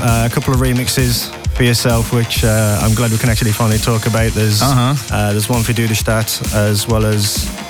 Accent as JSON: {"language": "English", "country": "United Kingdom", "said": "I'm from a small town in Warsaw in the UK."}